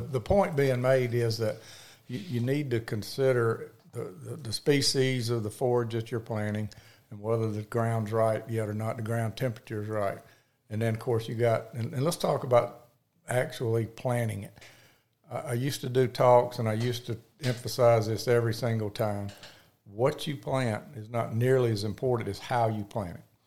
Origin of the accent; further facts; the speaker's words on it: Picayune, Mississippi, United States; now in Hattiesburg, United States; I grew up in Picayune, Mississippi